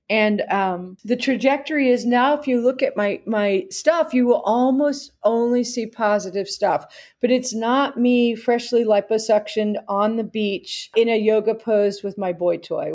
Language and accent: English; New Jersey, United States; I'm from New Jersey